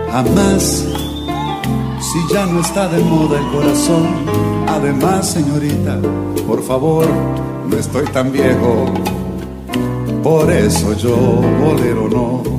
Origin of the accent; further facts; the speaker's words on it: Spain; pues es que yo soy española y entonces los boleros en España no se oyen mucho.